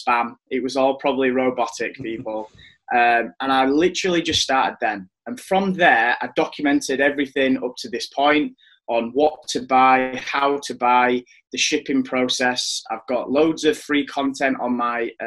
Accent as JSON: {"language": "English", "town": "Leeds", "region": "Yorkshire and the Humber", "country": "United Kingdom", "said": "I'm from West Yorkshire, Leeds."}